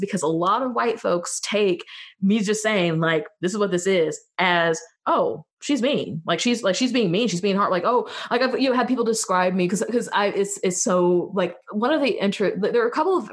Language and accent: English; West Central Missouri, United States; I am from West Central Missouri. I'm from outside of Kansas City